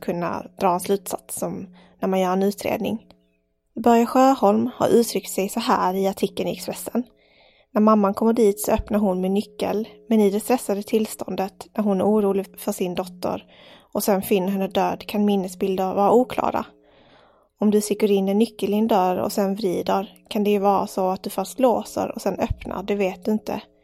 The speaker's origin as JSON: {"language": "Swedish", "town": "Malmö", "region": "Skåne", "country": "Sweden", "tie": "born or raised there", "said": "jag är uppväxt i Malmö, storstad."}